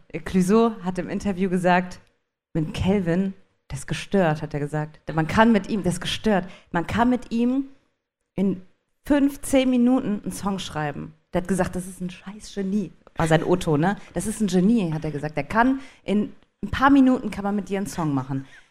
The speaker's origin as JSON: {"language": "German", "region": "Saarland", "country": "Germany", "said": "ich bin aus dem Saarland"}